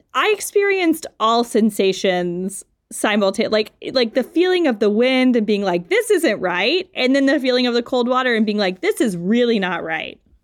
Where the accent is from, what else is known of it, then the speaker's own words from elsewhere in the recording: Louisiana, United States; now in Pittsburgh, United States; I'm from Louisiana